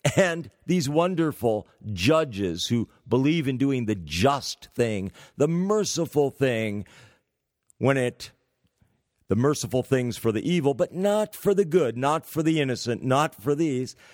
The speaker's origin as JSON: {"language": "English", "town": "San Francisco", "region": "California", "country": "United States", "tie": "born or raised there", "said": "University of California, San Francisco. Practically my hometown."}